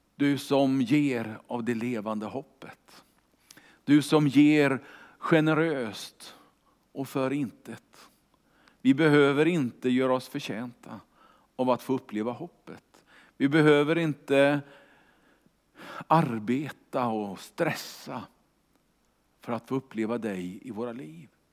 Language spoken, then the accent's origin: Swedish; Kungälv, Västra Götaland, Sweden; Jag är ju uppvuxen i Kungälv utanför Göteborg